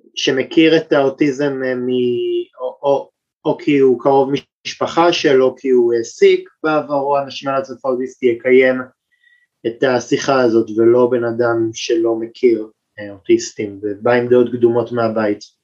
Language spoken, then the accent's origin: Hebrew; Tel Aviv, Tel Aviv District, Israel; גדלתי בתל אביב